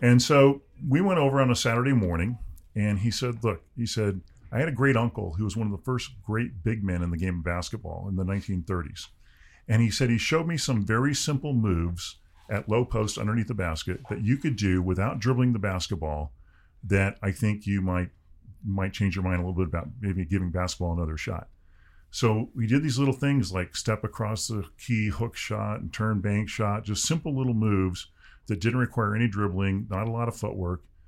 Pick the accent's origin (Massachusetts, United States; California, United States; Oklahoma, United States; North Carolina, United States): California, United States; Southern; I grew up in Southern California in the sixties and seventies